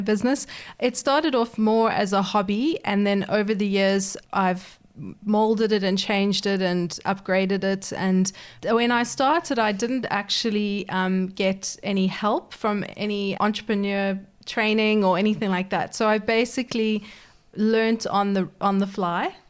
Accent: South Africa; moved away as an adult; now in Perth, Australia; I'm actually originally uh, from South Africa, but I moved to Perth thirteen years ago

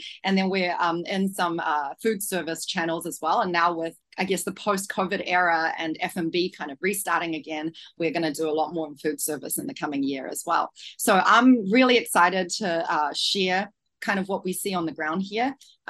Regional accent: Auckland, New Zealand; moved away as an adult; now in Shanghai, China; I am from Auckland, Tamaki Makaurau, and I have been living in China now for about 8 years. I'm calling in also from Shanghai

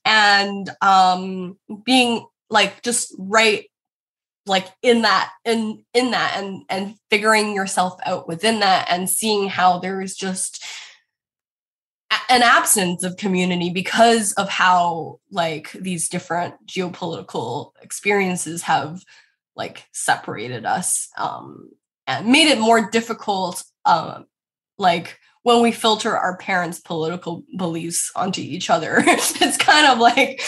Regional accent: Richmond, British Columbia, Canada; I didn't grow up experiencing overt racist violence when I grew up in Richmond. Richmond is an extremely East Asian and Chinese suburb

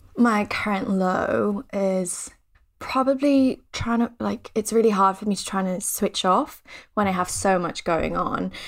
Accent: Thailand; moved away; I'm from Thailand, so we're pretty superstitious there.

